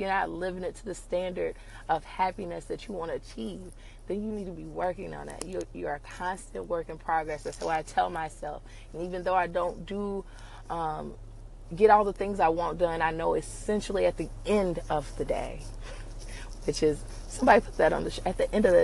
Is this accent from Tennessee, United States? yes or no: no; New York City, New York, United States; I come from Brooklyn